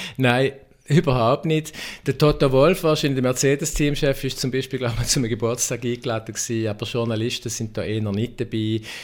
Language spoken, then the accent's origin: German; Schaffhausen, Switzerland; weil ich bin auch Schaffhauser